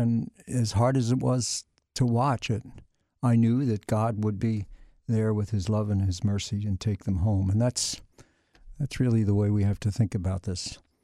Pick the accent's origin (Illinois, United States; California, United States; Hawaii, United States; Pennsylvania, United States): Pennsylvania, United States; Philadelphia; moved away; I was born and raised in the Archdiocese of Philadelphia